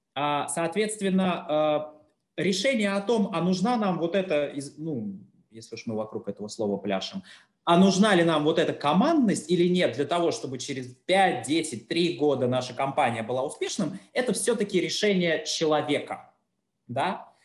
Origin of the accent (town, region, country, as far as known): Russia